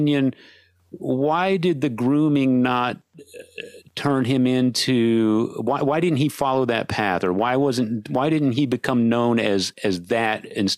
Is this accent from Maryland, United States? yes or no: no; San Antonio, Texas, United States; I'm from San Antonio originally